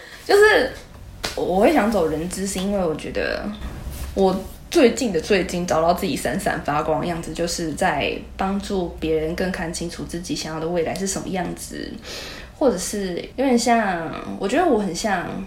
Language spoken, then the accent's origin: Chinese; Taoyuan, Taiwan; 我也是桃园人呢